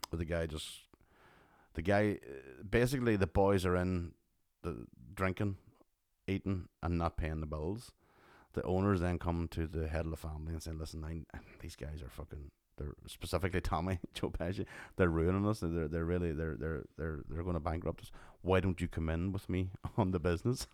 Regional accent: Tyrone, Northern Ireland, United Kingdom; Coming from Tyrone

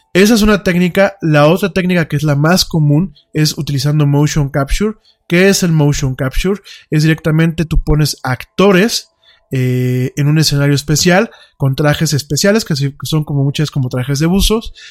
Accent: Mexico

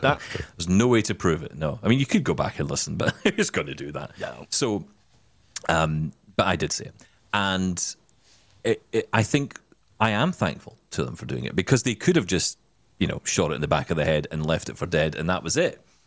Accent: Scotland, United Kingdom; I'm Scottish

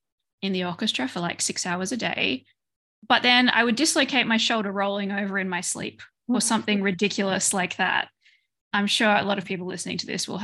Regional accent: Australia; moved away as an adult; now in Belgium; I moved from Australia to Belgium.

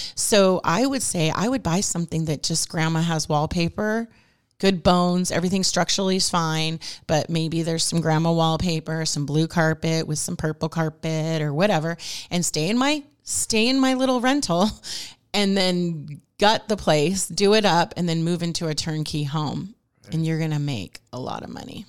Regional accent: Newport Beach, California, United States; moved away as an adult; now in Rancho Cucamonga, United States; I was from Newport Beach

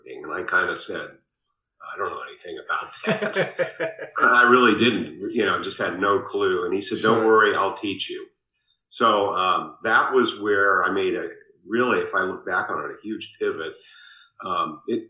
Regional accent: Berkeley, California, United States; also born or lived in Davis, California; I was born in Berkeley, California, so I have literally lived in the Bay Area pretty much my whole life

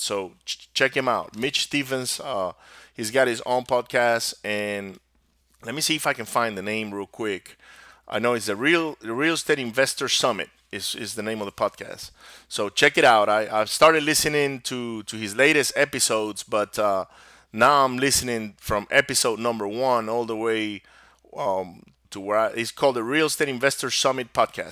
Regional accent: Venezuela; first language Spanish; English is a second language; moved away as an adult; now in United States; I was born here in the U S in the States, but I was raised down in Venezuela, and my parents are both from Venezuela. So my native language is actually Spanish

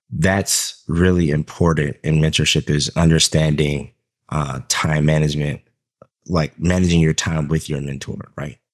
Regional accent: Southern Georgia, United States; I grew up in Southern Georgia in a black neighborhood

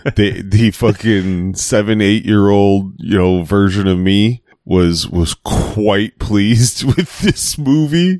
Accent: Chicago, Illinois, United States; I'm from Chicago

